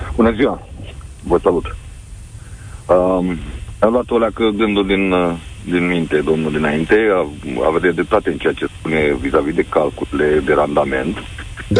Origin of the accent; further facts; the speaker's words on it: Galați, Galați County, Romania; eu sunt din Galați